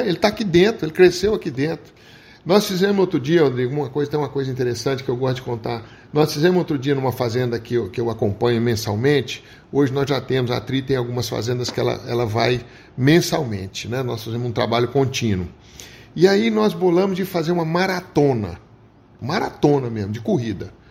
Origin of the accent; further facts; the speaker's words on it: Morrinhos, Goiás, Brazil; also born or lived in Uberaba, Minas Gerais / Goiânia, Goiás; Eu nasci em Uberaba, Minas. sou mineiro, mas, ah. mas só nasci, né? E fui criado em Goiás, fui criado na região de Morrinhos